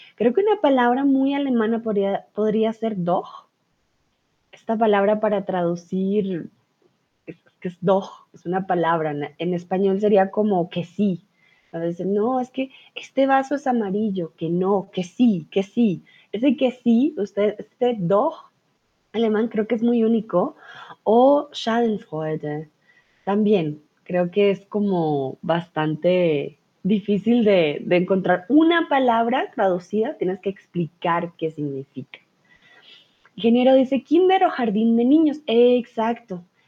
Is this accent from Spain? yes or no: no; Colombia; soy de Colombia